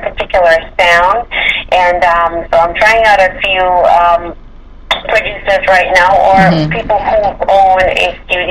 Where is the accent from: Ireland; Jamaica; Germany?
Jamaica; growing up in Jamaica